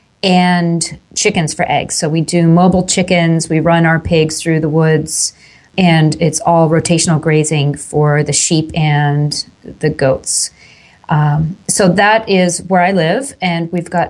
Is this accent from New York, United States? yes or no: yes; Long Island, New York, United States; I grew up on Long Island, which is outside of New York City, about an hour and a half way on the eastern end of Long Island, New York.